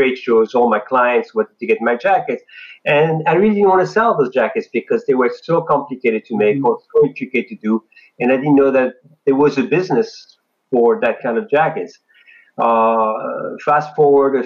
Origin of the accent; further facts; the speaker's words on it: France; moved away; I'm an immigrant from France